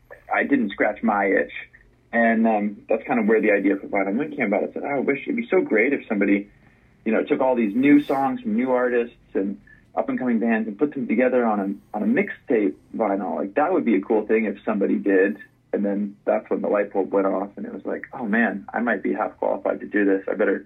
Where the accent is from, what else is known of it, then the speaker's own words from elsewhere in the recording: Los Angeles, California, United States; You know, I grew up in Los Angeles and went to the East Coast for college, and then kind of, you know, bounced around a bit.